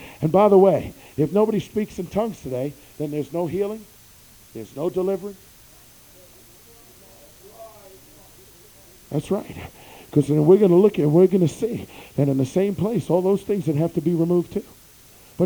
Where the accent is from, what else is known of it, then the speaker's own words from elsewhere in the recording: New York, United States; I'm from New York